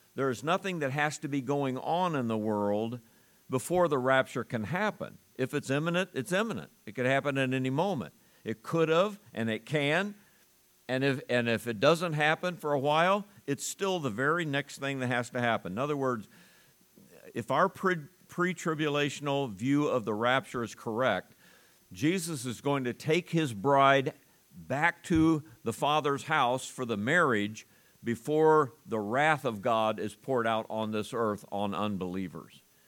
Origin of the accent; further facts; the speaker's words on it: United States; I'm an American